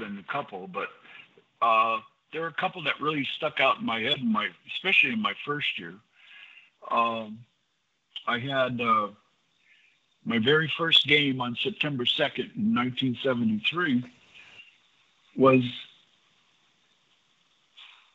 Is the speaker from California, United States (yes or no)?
yes; San Diego, California, United States; the San Diego Padres from my hometown